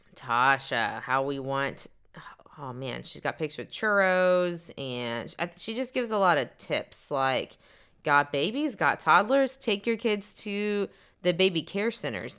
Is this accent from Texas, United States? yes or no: yes; Dallas, Texas, United States; We are a couple from Dallas, Texas, uh, married couple